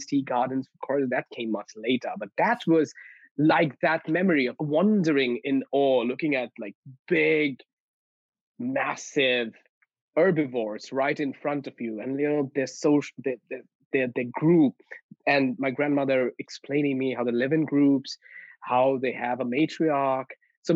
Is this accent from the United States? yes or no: no; West Bengal, India; I grew up in India. So I come from India, and I grew up in one of the northeastern states of India, which is West Bengal. And I grew up in the mountains at the foothills of the Himalayas.